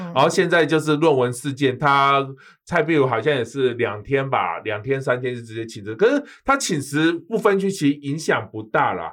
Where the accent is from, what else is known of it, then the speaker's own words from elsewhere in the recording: Taiwan; 我们台湾人就是很客套